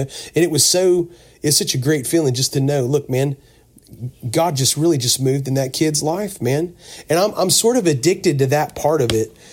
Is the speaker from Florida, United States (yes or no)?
yes; Pensacola, Florida, United States; now in Mount Juliet, United States; I grew up on the Gulf Coast down around Pensacola, Florida